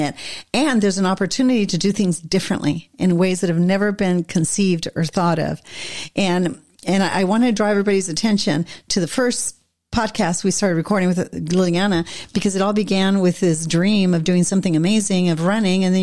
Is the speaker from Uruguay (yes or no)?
yes; Montevideo, Uruguay; I grew up in Montevideo